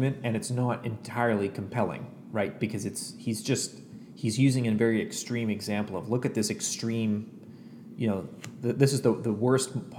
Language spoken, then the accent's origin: English; Canada; also born or lived in United States; now in Ottawa, Canada; I am a Canadian who went to seminary in the United States